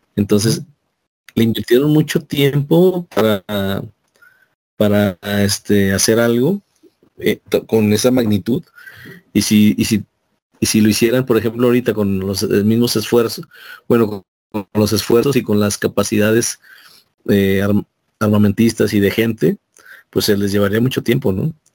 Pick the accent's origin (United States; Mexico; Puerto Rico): Mexico; nosotros como mexicanos